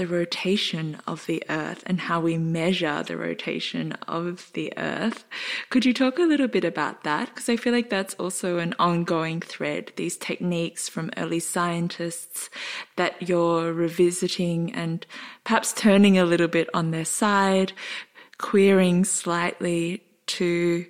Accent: Australia; We're both Australian

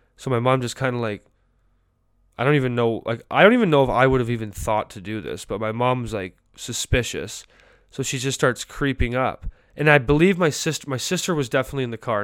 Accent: Canada; now in United States; As a Canadian

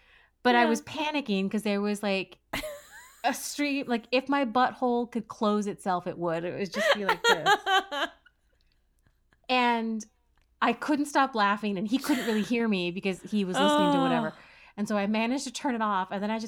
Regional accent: United States; I'm an American and we are woefully behind in bidet technology, bidet culture, bidet life.

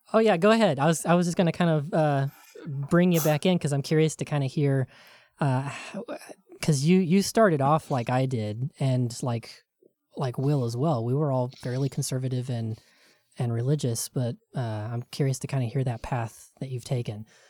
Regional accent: rural Tennessee, United States; where I grew up in Tennessee in rural, very, very Christian Tennessee

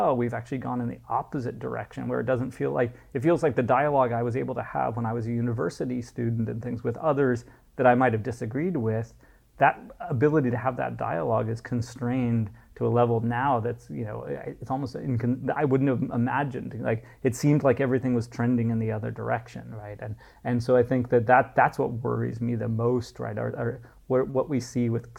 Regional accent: United States; moved away as an adult; now in Dubai, United Arab Emirates; as an American growing up in the 70s, you know, and 80s

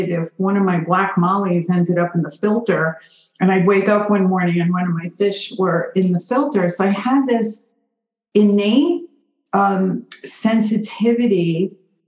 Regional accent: New York City, New York, United States; growing up in Borough Park, Brooklyn

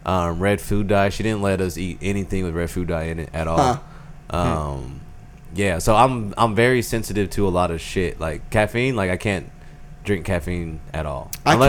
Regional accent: Sherman, Texas, United States; now in Austin, United States; Sherman, Texas, up on the Oklahoma border.

